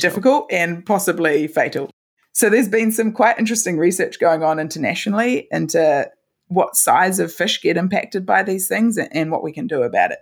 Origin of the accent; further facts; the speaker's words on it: Christchurch, Canterbury, New Zealand; I studied at the University of Canterbury in my hometown, and I've been lucky enough to, to stay here